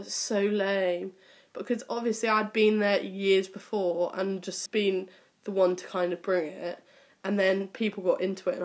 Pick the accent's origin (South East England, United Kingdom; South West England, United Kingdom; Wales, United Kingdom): South West England, United Kingdom; Cornwall; I grew up in Cornwall